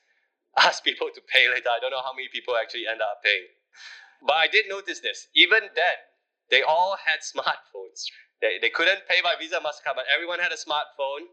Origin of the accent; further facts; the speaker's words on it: Malaysia; As a Malaysian